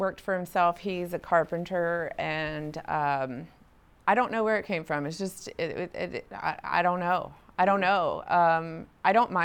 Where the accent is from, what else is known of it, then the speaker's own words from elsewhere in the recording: San Diego, California, United States; moved away as an adult; also born or lived in Houghton; I grew up in San Diego and spent 25 years there, and then moved to Houghton.